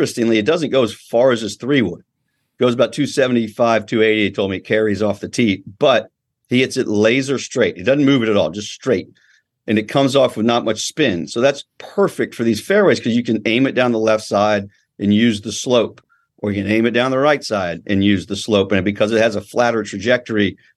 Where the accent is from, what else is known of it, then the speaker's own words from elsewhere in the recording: Georgia, United States; also born or lived in California; I grew up in Georgia, but of course was born out here, spent my beginning, my childhood out here